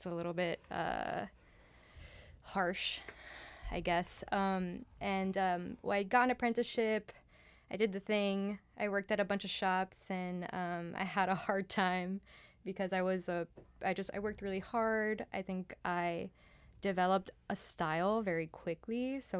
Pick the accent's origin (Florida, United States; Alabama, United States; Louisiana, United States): Florida, United States; Miami; also born or lived in New York; I was born in Miami. I grew up here.